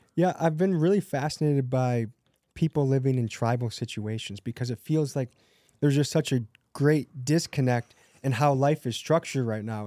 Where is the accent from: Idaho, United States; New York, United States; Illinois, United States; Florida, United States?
Illinois, United States; Crystal Lake; also born or lived in Milwaukee, Wisconsin; I grew up in Christie Lake, Illinois